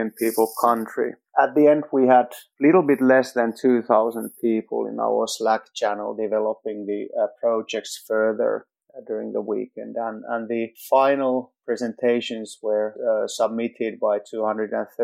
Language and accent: English; Finland; I'm from Finland.